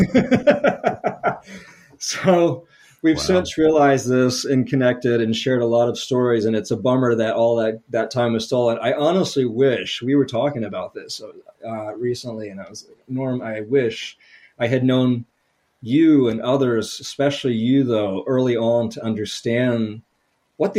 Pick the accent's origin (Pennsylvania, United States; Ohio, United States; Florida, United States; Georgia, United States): Georgia, United States; Atlanta; moved away as an adult; also born or lived in New Orleans / North Carolina; I'm from the Atlanta area